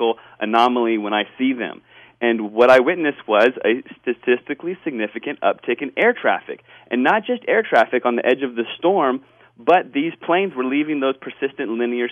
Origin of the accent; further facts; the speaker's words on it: Washington, District of Columbia, United States; now in Northern California, United States; I grew up in Washington, D.C. area, and after moving to California